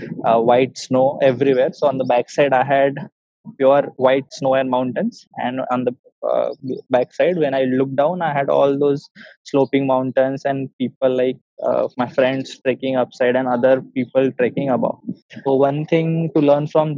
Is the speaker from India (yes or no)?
yes; Yavatmal, Maharashtra, India; my hometown, I am from Yavatmal. So my hometown is on a plateau region